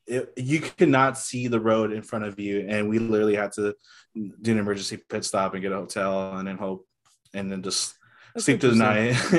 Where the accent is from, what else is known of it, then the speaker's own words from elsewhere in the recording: Los Angeles, California, United States; I am from the San Fernando Valley